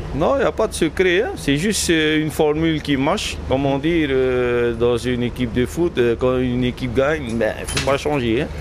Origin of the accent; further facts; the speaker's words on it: Paea, Tahiti, French Polynesia; ici, on est né ici, on est de Païa